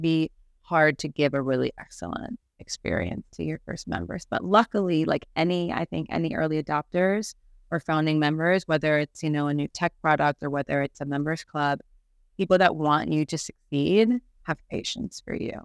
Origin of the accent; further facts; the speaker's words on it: Chicago, Illinois, United States; moved away as an adult; now in Barcelona, Spain; I'm originally from Chicago.